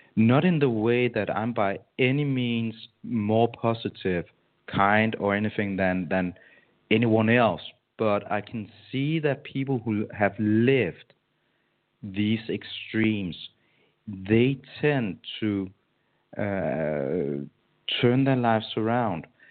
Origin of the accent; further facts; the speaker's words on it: Denmark; my hometown in Denmark